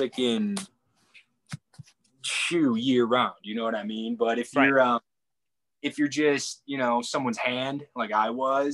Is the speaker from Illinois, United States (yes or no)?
yes; Crystal Lake, Illinois, United States; also born or lived in Wyoming; From suburbs, okay. Northwest suburbs